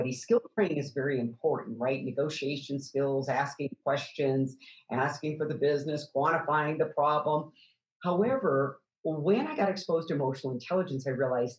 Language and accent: English; Midwest, United States; I grew up in the Midwest on a farm